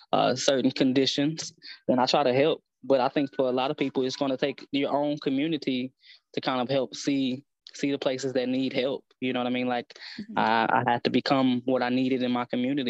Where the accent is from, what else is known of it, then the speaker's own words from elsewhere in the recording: East St. Louis, Illinois, United States; I'm originally from East St. Louis